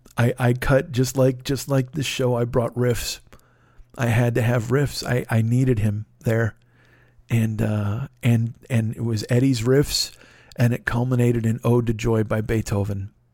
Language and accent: English; Chicago, Illinois, United States; I was from Chicago